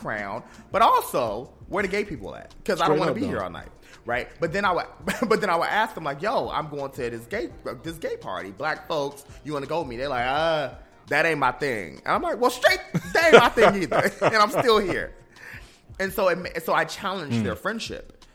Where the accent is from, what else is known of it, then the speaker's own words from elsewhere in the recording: United States; also born or lived in North Carolina / Ohio; now in Washington, D.C., United States; I grew up in Ohio and in North Carolina